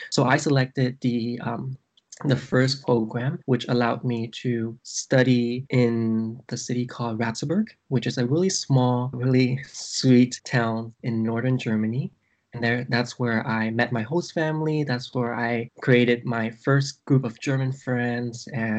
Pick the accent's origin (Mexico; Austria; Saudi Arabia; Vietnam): Vietnam; I came from Vietnam. In Vietnam, back in the 1970s, we experienced the war called the Vietnam War.